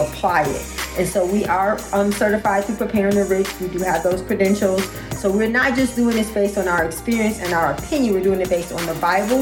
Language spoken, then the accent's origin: English; Detroit, Michigan, United States; we're both from Detroit, Michigan